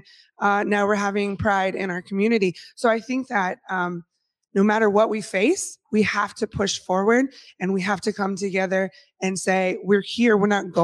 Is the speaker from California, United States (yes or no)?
yes; Bay Area, California, United States; moved away as an adult; now in Federal Way, United States; I'm from the Bay Area, which is an extremely gentrified area